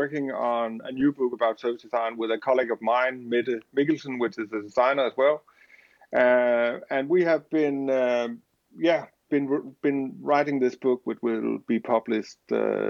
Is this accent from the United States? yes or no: no; Denmark; I am from Denmark.